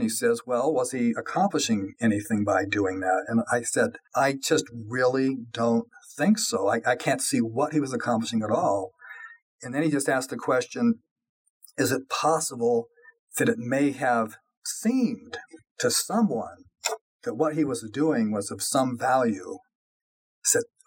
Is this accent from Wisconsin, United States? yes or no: no; Colorado, United States; also born or lived in California; I was born in California, really grew up in Colorado